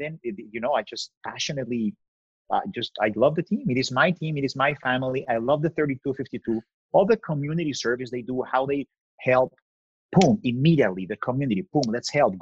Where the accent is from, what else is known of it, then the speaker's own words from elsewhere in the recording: Mexico; moved away as an adult; now in Los Angeles, United States; I'm from Mexico.